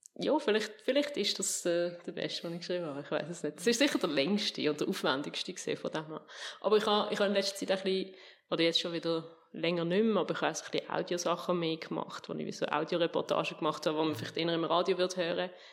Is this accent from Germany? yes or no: no; Fricktal, Aargau, Switzerland; also born or lived in Eptingen, Basel-Landschaft; wechsel ins Fricktal auf Oberzeien. Das liegt so sehr sehr genau zwischen Basel und Zürich